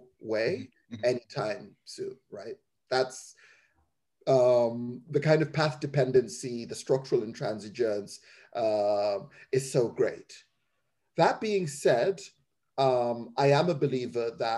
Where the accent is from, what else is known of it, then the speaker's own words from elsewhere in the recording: Zimbabwe; also born or lived in England; now in United Kingdom; growing up in Zimbabwe